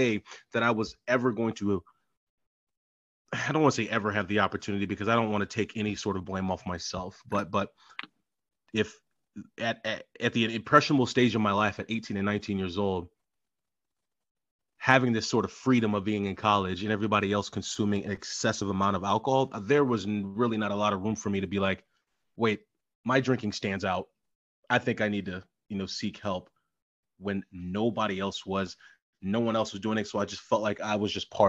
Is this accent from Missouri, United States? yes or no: yes; Missouri, United States; moved away as an adult; now in Wisconsin, United States; I'm not from Wisconsin. I'm from Missouri